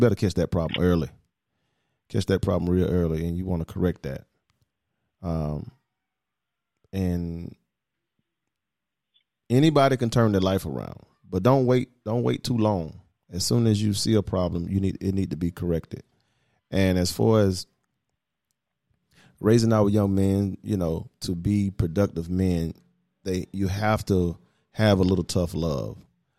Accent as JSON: {"language": "English", "region": "the South", "country": "United States", "said": "And again, I come from the South. So I didn't see a lot of this, not in Atlanta, but now I'm seeing a lot of it."}